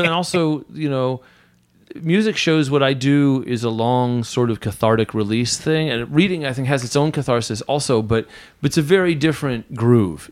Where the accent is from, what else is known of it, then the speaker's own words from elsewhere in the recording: Southern California, United States; I grew up in Southern California